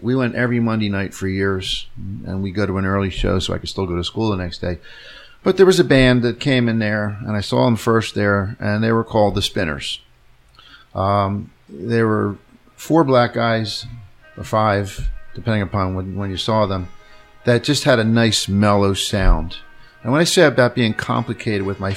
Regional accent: Cherry Hill, New Jersey, United States; We grew up in Cherry Hill

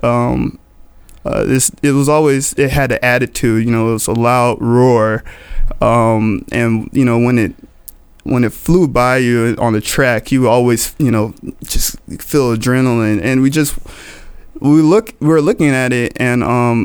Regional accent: Florida, United States; I grew up in Florida

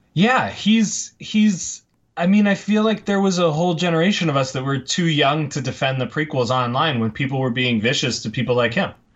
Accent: Tamaqua, Pennsylvania, United States; now in Los Angeles, United States; originally from Tamaqua, Pennsylvania, and if you won't hold that against me, I'll tell you that I now live in Los Angeles.

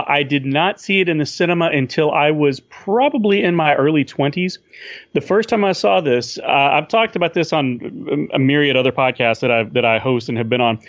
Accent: Paris, Texas, United States; I grew up in Paris, Texas, which, if you don't know, is the second largest Paris in the world. And not anywhere near the second most interesting. But we have a community college there.

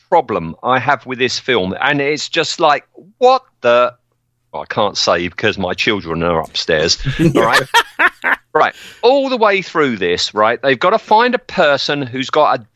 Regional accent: United Kingdom; I'm British

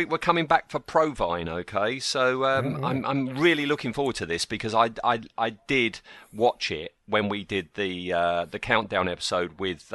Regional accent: United Kingdom; we're British

